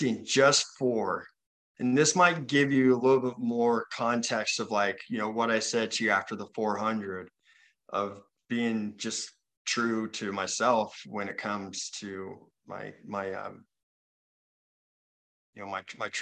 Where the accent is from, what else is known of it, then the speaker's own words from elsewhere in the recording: Utah, United States; I'm from Utah